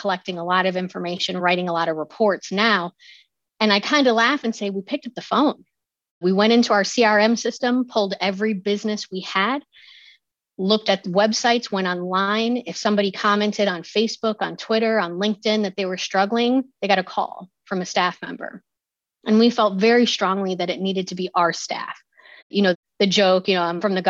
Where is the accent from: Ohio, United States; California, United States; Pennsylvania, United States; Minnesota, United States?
Ohio, United States; accent: Midwestern; now in Loudoun County, United States; some people might pick up my Midwestern accent. Apparently, when I get going, I sound like I'm right from the heart of the Midwest, but I'm actually from Ohio